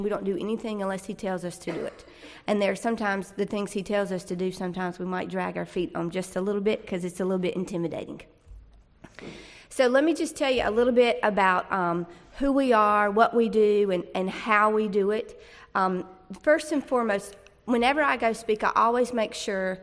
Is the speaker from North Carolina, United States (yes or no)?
yes; Fuquay-Varina, North Carolina, United States; I'm from Fuquay